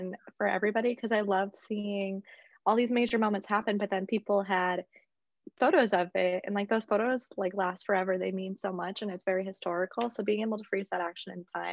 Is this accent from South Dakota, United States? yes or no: yes; South Dakota, United States; moved away as an adult; also born or lived in Mankato, Minnesota; now in US South; I'm in Mankato, which is 3 hours from my hometown in South Dakota